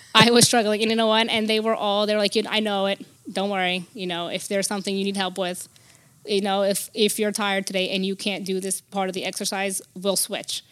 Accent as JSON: {"language": "English", "town": "Newark", "region": "New Jersey", "country": "United States", "tie": "born or raised there", "also_born_or_lived": "Brazil", "said": "I, I grew up in Newark, Newark, New Jersey, in the, the um, Brick City."}